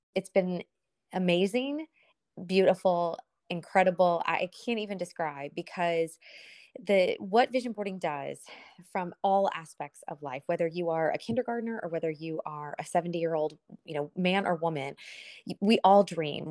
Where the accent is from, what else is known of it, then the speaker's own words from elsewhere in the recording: Lexington, Kentucky, United States; moved away as an adult; now in South Florida, United States; I am originally from Lexington, Kentucky.